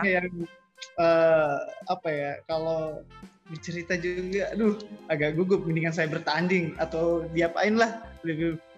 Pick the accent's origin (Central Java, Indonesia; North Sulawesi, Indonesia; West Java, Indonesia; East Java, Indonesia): North Sulawesi, Indonesia; born there; Saya lahir di Kepulauan Sangihe.